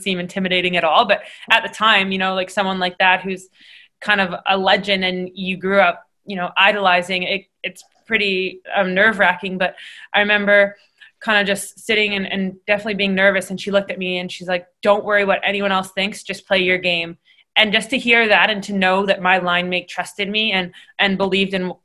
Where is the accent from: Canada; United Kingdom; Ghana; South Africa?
Canada; being Canadian